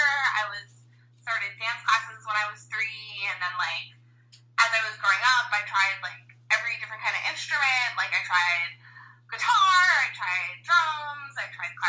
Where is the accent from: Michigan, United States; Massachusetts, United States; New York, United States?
New York, United States; Long Island; I grew up in Long Island.